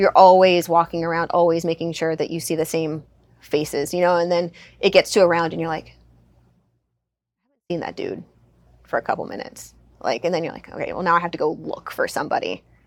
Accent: Southern California, United States; I grew up in Southern California

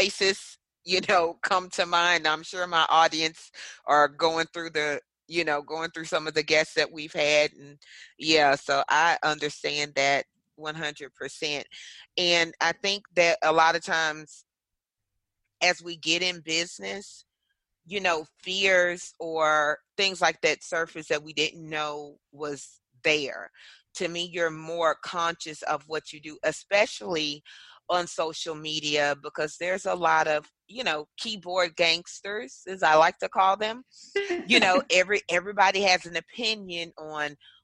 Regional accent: Louisiana, United States; accent: gumbo of accents; Being from Louisiana, people expect the accent they hear on TV

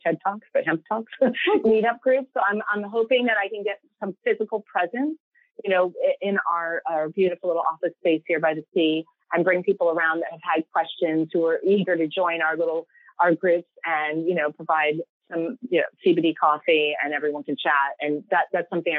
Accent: United States; moved away as an adult; now in England, United Kingdom; as an American

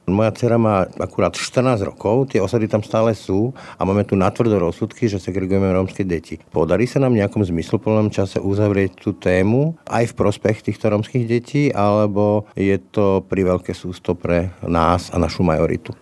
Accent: Slovakia; ja nie som iba beloh, ja nie som iba Slovák alebo katolík

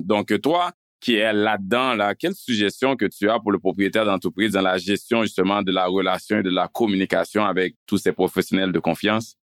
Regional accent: Canada; en tant que Canadien, en tant que payeur d'impôts

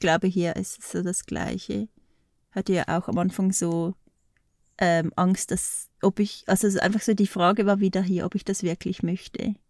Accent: Switzerland; moved away as an adult; now in Portugal; bei uns in der Schweiz

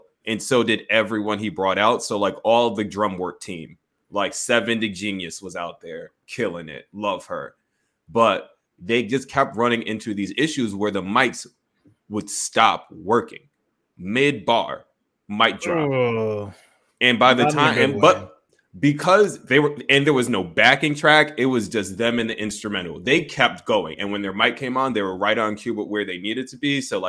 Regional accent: Connecticut, United States; I grew up in Connecticut

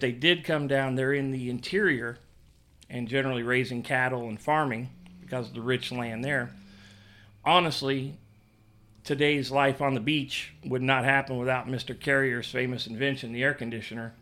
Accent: Indiana, United States; now in Florida, United States; I was born in Indiana, but I've lived here forty years.

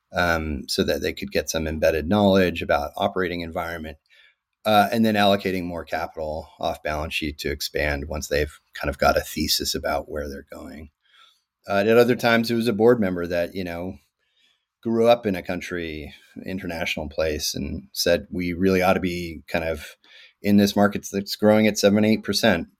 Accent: Victoria, British Columbia, Canada; moved away as an adult; also born or lived in Africa; I grew up in Canada to a South African mother and American father uh, in a place called Victoria, BC

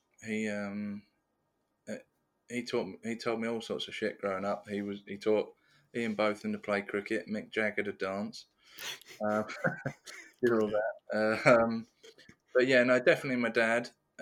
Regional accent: Austria; I'm from Austria, or talks about Austria

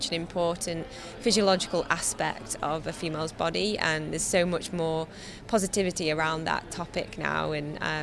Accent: Ashbourne, East Midlands, United Kingdom; from Ashbourne

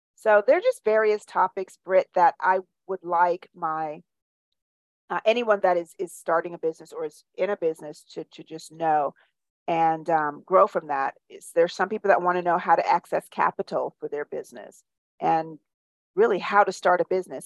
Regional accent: Jamaica; also born or lived in New York / Iowa / Charleston; now in Birmingham, United States; So, I'm from Jamaica originally, and I've lived all over the United States from New York to Iowa to Charleston, and now I'm here in Birmingham, Alabama

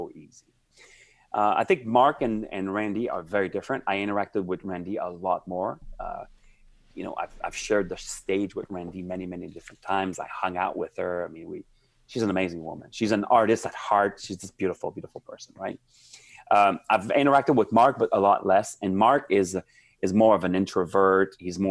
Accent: Montreal, Quebec, Canada; moved away as an adult; also born or lived in Silicon Valley; I'm from Montreal, Canada.

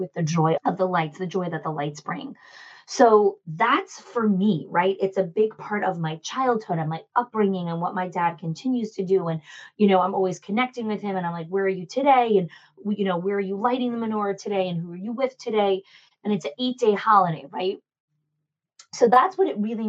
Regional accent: New Jersey, United States; I grew up in Jersey.

